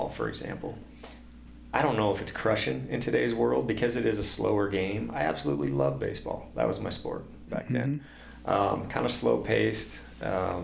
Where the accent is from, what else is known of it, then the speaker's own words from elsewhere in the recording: Washington, United States; now in Montana, United States; Growing up in Washington